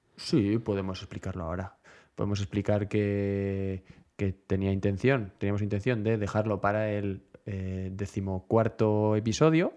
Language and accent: Spanish; Pamplona, Navarre, Spain; los que somos de Pamplona